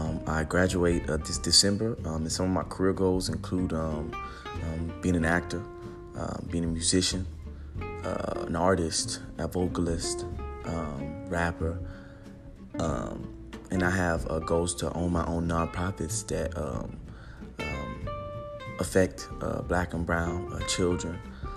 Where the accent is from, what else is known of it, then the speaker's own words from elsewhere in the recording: Houston, Texas, United States; moved away; I'm originally from Houston, Texas.